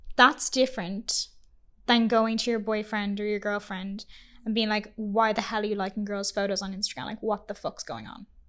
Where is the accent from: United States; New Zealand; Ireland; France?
Ireland; now in Vancouver, Canada; we are an Irish couple